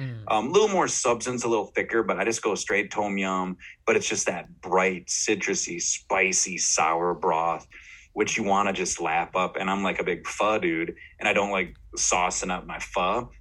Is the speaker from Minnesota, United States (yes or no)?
yes; Austin, Minnesota, United States; my hometown, mm-hmm. Austin, Minnesota